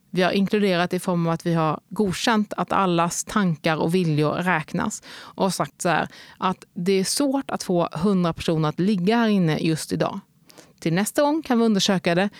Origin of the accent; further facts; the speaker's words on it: Helsingborg, Skåne, Sweden; moved away as an adult; also born or lived in Lidköping / Lund / Cardiff / Stockholm; Så borde mitt enkla svar bara kunna bli Helsingborg. För där har jag bott från jag var 3 till jag var 18.